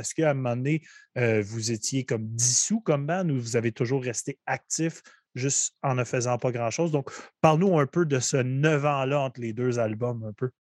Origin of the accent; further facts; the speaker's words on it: Gatineau, Quebec, Canada; chez nous à Gatineau